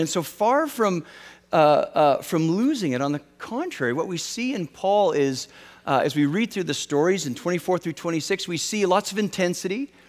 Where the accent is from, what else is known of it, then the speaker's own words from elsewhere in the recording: Western Canada, Canada; I grew up in Western Canada